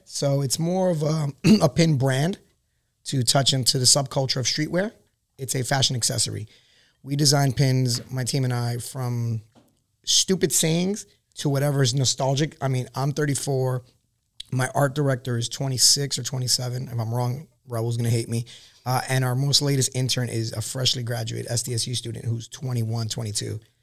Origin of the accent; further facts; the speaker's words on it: New York City, New York, United States; moved away as an adult; now in California, United States; I'm born and raised in Queens, New York.